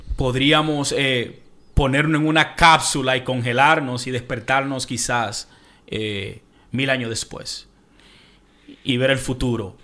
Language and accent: Spanish; Dominican Republic; de donde yo vengo, República Dominicana